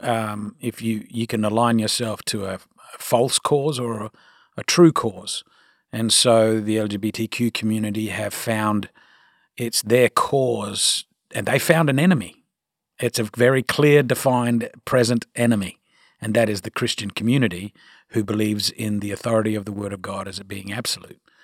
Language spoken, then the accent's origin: English; Australia; accent: Australian; now in United States